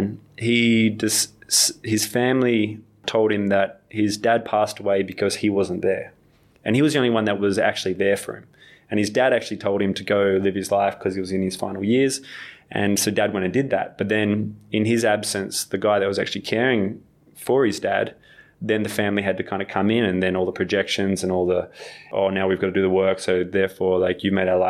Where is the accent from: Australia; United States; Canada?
Australia; I'm still an Australian at heart